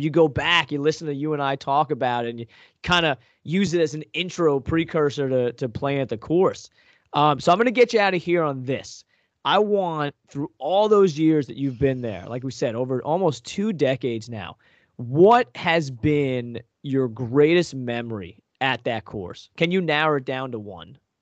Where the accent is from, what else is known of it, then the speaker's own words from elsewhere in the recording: Long Island, New York, United States; now in Northeast Pennsylvania, United States; I grew up on Long Island